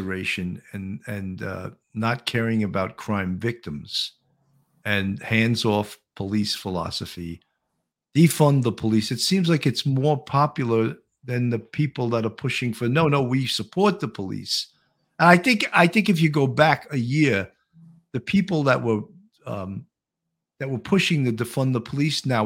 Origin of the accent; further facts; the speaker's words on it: New York City, New York, United States; as a New Yorker